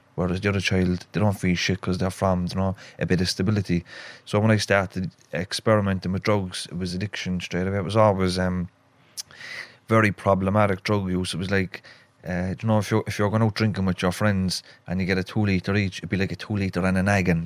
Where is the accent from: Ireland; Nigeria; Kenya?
Ireland; Cork, Munster; accent: Cork; also born or lived in Dublin; So we moved from Dublin to Cork in 1986 and I was only a few months old into a place called Knocknaheeny, which is on the northwest of Cork City.